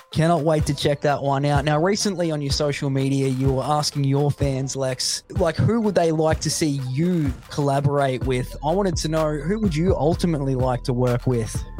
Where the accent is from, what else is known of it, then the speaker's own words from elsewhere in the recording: Australia; where I grew up in the middle of nowhere, Australia